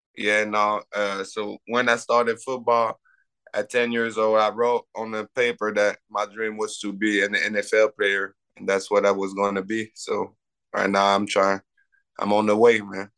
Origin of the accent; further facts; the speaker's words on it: Canada; have people recruiting you as a Canadian